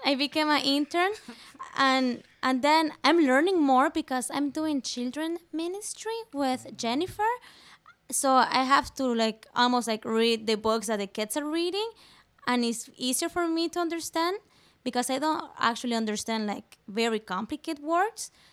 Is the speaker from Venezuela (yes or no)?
yes; Venezuela; first language Spanish; English is a second language; now in Newfoundland, Canada; I'm from Venezuela, South America, just next to Colombia and on top of Brazil. So that's why I have an accent. My uh, my first language is Spanish, and my second one is French